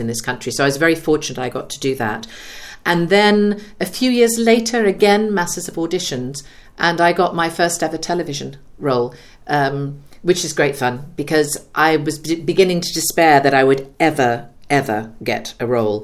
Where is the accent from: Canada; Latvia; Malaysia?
Canada; also born or lived in Ottawa, Ontario / Halifax, Nova Scotia; now in United Kingdom; I am Canadian, born and bred. So my parents are English. They emigrated out to Canada, and I was born and raised there in Ottawa and then in Halifax, Nova Scotia